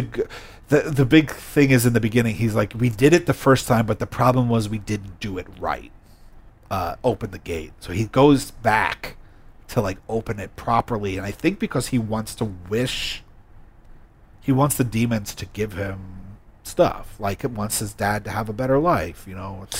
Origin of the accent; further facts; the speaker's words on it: United States; me as an American